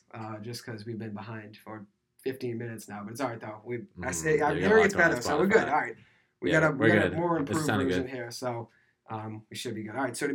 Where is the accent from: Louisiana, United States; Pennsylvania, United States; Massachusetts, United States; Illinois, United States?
Massachusetts, United States; Boston; I'm a junior from South Boston, Massachusetts.